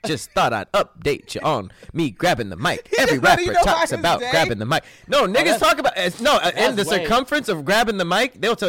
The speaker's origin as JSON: {"language": "English", "town": "Queens", "region": "New York", "country": "United States", "said": "I'm from New York. My bad. Hang on. Boom. Butters on my feet. Girl, look at me. I'm from Queens."}